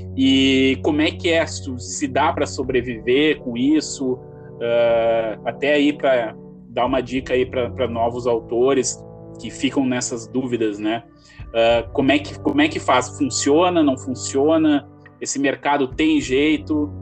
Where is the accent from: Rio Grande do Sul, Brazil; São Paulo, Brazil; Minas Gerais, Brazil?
Rio Grande do Sul, Brazil; Gramado; quando eu era criança eu morei em Gramado, aqui no Rio Grande do uhum. Sul